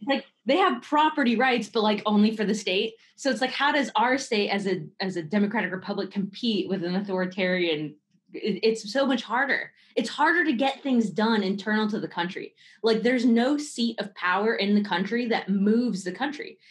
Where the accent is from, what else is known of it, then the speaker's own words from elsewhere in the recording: Bay Area, California, United States; I grew up in the Bay Area.